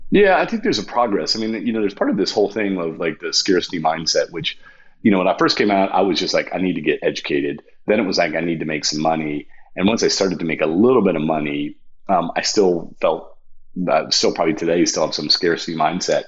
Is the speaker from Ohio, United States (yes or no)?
yes; Toledo, Ohio, United States; moved away; I was from Toledo, Ohio, and went to Miami of Ohio